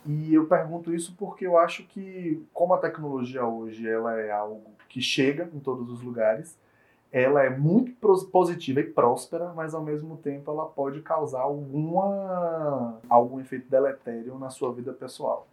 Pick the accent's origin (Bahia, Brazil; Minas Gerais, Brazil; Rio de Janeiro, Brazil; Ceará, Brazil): Bahia, Brazil; como baianos